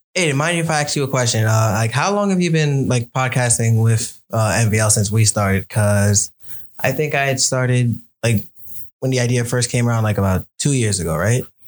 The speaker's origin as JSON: {"language": "English", "town": "New York City", "region": "New York", "country": "United States", "tie": "born or raised there", "said": "I was actually born and raised in Brooklyn"}